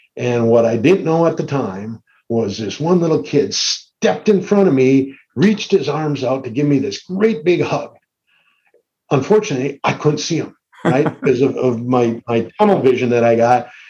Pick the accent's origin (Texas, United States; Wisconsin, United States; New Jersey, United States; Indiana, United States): Wisconsin, United States; Green Bay; I grew up in Green Bay